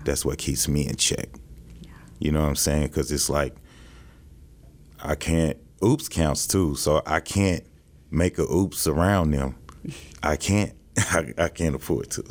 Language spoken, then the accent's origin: English; St. Louis, Missouri, United States; moved away as an adult; now in Kansas City, United States; I'm from St. Louis, Missouri.